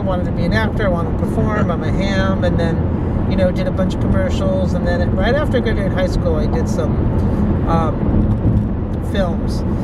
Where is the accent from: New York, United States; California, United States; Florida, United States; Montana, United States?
California, United States; Santa Monica; I grew up in Santa Monica, and I went to Santa Monica High School